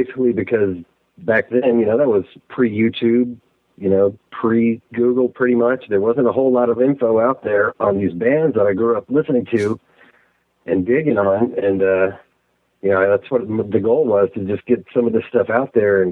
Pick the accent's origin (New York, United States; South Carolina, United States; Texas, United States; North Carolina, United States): Texas, United States; Austin; I grew up in the Austin area